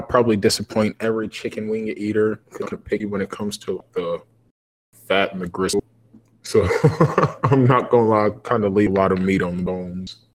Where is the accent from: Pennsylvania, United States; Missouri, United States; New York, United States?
Missouri, United States; Kansas City; I forgot we're from Kansas City